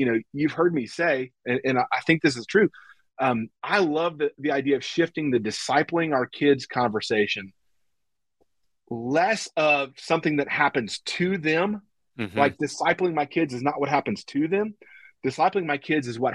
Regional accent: the South, United States; we're from the South.

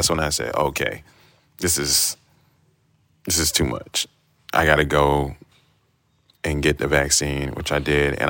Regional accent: Trinidad & Tobago; now in Chicago, United States; So even though I'm Trinidadian and we have carnival.

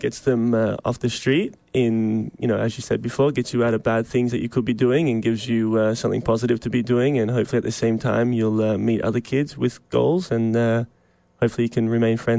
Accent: Queensland, Australia; moved away; I'm from Queensland, Australia

